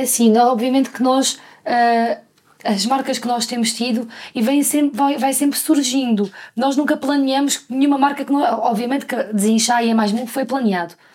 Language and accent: Portuguese; Algarve, Portugal; nós somos do Algarve